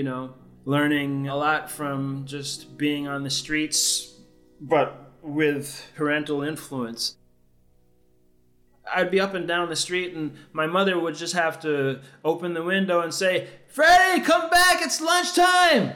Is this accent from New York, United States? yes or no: yes; New York City, New York, United States; Growing up in New York really was the key influence for where I am now.